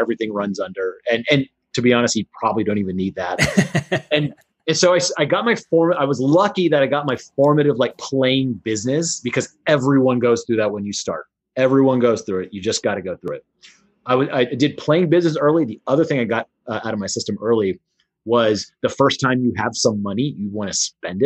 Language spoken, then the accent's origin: English; Houston, Texas, United States; in Houston, Texas, where I grew up